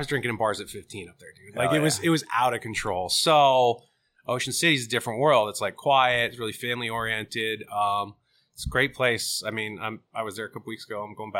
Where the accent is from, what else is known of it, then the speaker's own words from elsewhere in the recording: Sarasota, Florida, United States; born there; I'm like, I'm not from New Jersey. I was born in Sarasota, Florida.